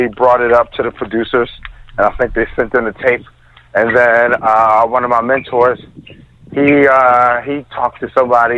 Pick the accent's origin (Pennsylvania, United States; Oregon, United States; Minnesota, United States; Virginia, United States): Pennsylvania, United States; Philadelphia; now in Brooklyn, United States; I'm originally from Philly